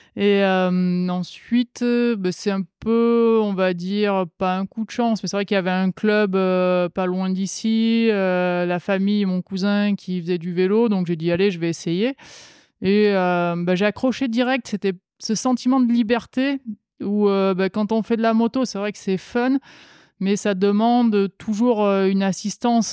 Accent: the South, southern France, France; En tant que sudiste

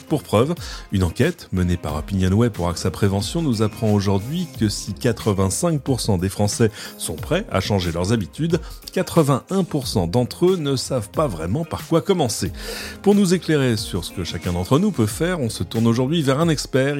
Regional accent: France; chez nous en France

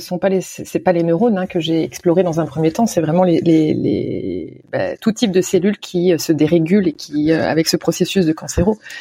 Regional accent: Nantes, Pays de la Loire, France; moved away; also born or lived in Canada; depuis mon retour en France, dans ma ville natale à Nantes, il y a cinq ans

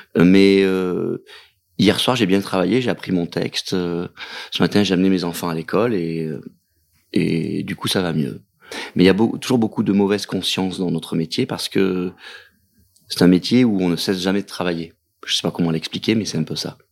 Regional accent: Digne-les-Bains, Provence-Alpes-Côte d'Azur, France; moved away; also born or lived in Marseille; à Digne, euh, quand j'ouvrais les fenêtres de la maison euh, au printemps

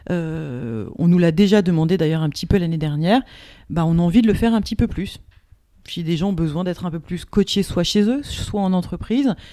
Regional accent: Marseille, Provence-Alpes-Côte d'Azur, France; now in Paris, France; alors, qui je suis Donc … une des deux huit du compte Instagram Women in Transition écologique. Donc, d'où je viens euh, je, viens de un peu Marseille et puis un petit peu Paris, où je suis installée aujourd'hui.

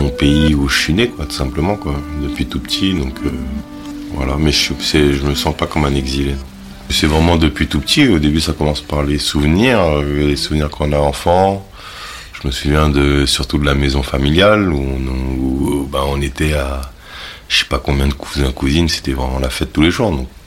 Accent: Cayenne, French Guiana, France; born there; j'ai 36 ans, je suis né à Cayenne, en Guyane.

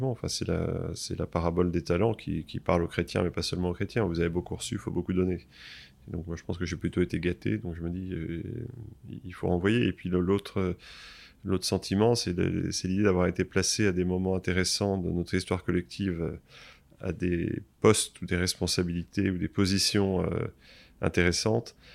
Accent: Versailles, Île-de-France, France; born there; j'ai 53 ans, je suis marié, j'ai quatre enfants, voilà pour l'état civil, mais c'est important. Je suis né à Versailles en mai 68.

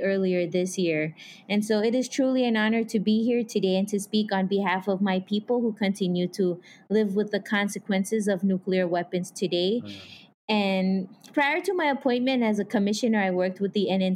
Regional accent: Marshall Islands; moved away as an adult; I was born and raised in the Marshall Islands

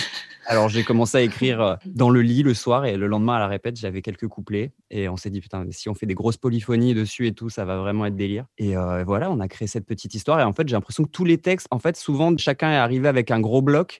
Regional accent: Vercors, Auvergne-Rhône-Alpes, France; nous, on vient de petits villages du Vercors dans la montagne.

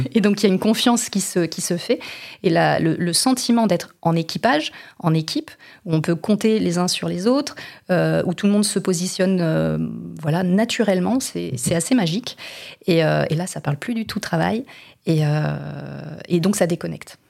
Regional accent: Vendée, Pays de la Loire, France; also born or lived in Brittany; now in Les Sables-d'Olonne, France; je ne suis pas native des Sables d'Olonne, mais je suis une native de Vendée, donc une Vendéenne de souche

